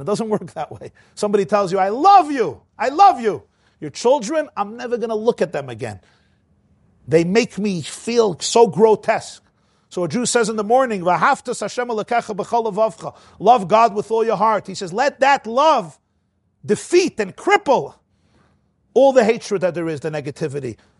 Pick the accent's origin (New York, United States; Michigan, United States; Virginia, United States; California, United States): New York, United States; New York City; I grew up in the Crownite section of Brooklyn.